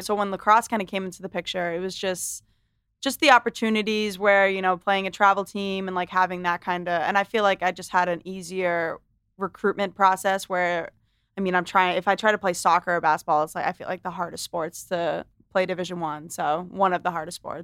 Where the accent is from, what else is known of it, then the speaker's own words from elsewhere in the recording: Londonderry, New Hampshire, United States; also born or lived in Manchester, New Hampshire; I was raised in Lundare, New Hampshire